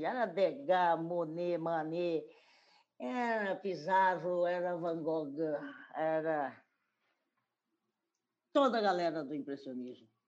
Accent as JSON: {"language": "Portuguese", "town": "Corumbá", "region": "Mato Grosso do Sul", "country": "Brazil", "tie": "born or raised there", "also_born_or_lived": "Campo Grande", "moved": "yes", "lives_now": "Cuiabá, Brazil", "said": "moro em, em Cuiabá, nasci em Corumbá, em 1946"}